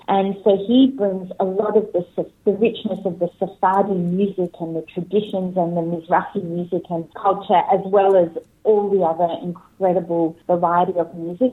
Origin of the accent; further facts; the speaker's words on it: Adelaide, South Australia, Australia; now in Sydney, Australia; I was born in Adelaide, in South Australia, which is a very small Jewish community, and I grew up there